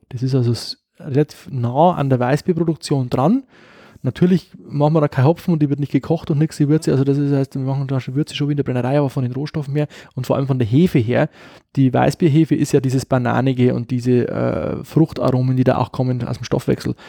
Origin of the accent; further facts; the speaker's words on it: Upper Palatinate, Bavaria, Germany; bei uns in der Oberpfalz, sagt man, Schredel